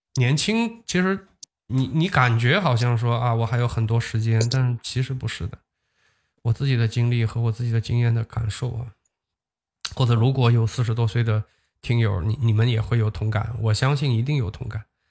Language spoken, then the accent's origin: Chinese; Huzhou, Zhejiang, China; 它好像是一个注册在我老家的一个公司吧